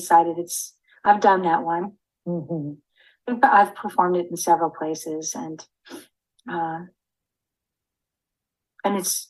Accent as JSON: {"language": "English", "town": "Tulsa", "region": "Oklahoma", "country": "United States", "tie": "born or raised there", "moved": "as an adult", "lives_now": "Bloomsburg, United States", "said": "Growing up in Tulsa"}